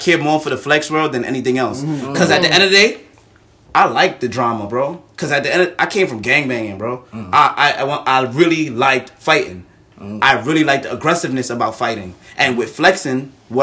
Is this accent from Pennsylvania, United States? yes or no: no; New York City, New York, United States; I'm from Brooklyn